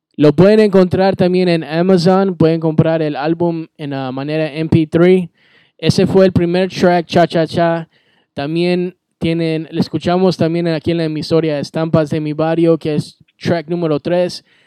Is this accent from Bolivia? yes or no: yes; Bolivia; yo soy de Bolivia, I'm boliviano